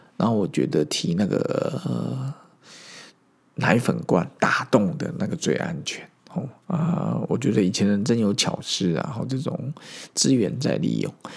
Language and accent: Chinese; Zhongli, Taoyuan, Taiwan; 我在十岁以前是在中立私校长大，那边是三合院